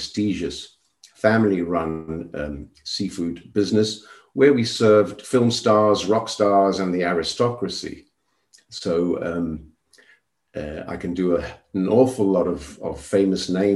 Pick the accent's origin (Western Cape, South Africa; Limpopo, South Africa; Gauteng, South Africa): Gauteng, South Africa; Johannesburg; now in Spain; I was born and raised in Johannesburg, South Africa, during the apartheid regime.